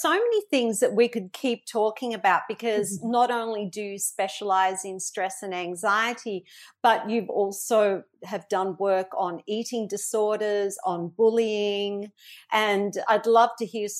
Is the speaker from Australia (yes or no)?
yes; Melbourne, Victoria, Australia; now in Gold Coast, Australia; I'm in your hometown and you're in my hometown.